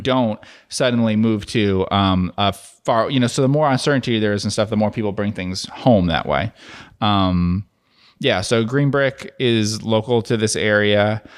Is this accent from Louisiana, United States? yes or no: no; New Jersey, United States; now in Dallas-Fort Worth area, United States; where I grew up in New Jersey